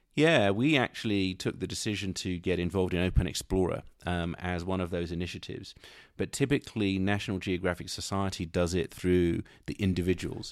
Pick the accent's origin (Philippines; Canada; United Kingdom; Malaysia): United Kingdom; London; moved away as an adult; also born or lived in Silicon Valley, United States; now in United States; when I was a young man growing up in London